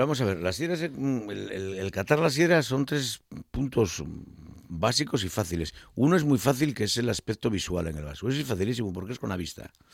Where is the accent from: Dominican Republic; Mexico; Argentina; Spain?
Spain; Asturias; como asturiano no quiero caer en la tentación de ser muy grandón, que es que solemos ser los asturianos muy grandones